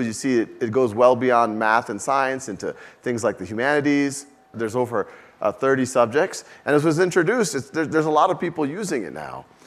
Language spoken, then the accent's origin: English; New Orleans, Louisiana, United States; moved away as an adult; also born or lived in Boston / Mountain View; I was born and raised in New Orleans